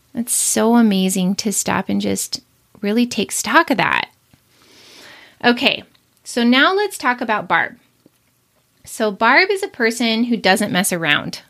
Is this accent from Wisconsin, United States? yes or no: no; Billings, Montana, United States; I'm from Billings, Montana